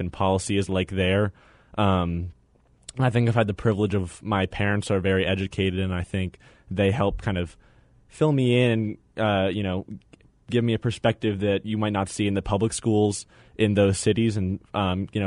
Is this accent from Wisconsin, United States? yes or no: no; San Diego, California, United States; now in Washington, D.C., United States; I grew up in San Diego